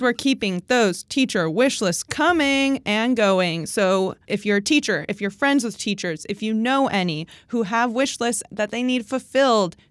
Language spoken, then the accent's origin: English; New York City, New York, United States; I'm a New Yorker